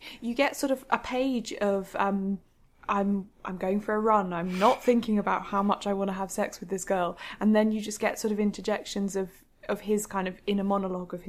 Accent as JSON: {"language": "English", "country": "United Kingdom", "said": "we are British"}